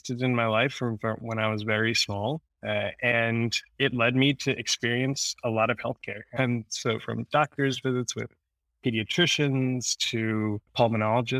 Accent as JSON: {"language": "English", "region": "New Jersey", "country": "United States", "tie": "born or raised there", "also_born_or_lived": "Queens, New York", "said": "So I'm born in Queens, New York. Spent the majority of my life in New Jersey, grew up in New Jersey"}